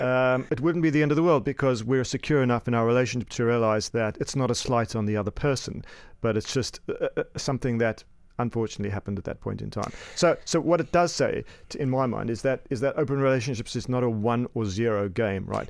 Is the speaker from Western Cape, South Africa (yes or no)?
yes; Cape Town, Western Cape, South Africa; moved away as an adult; now in United Kingdom; I hail from sunny Cape Town, uh, but I've been in the U K for about twenty years.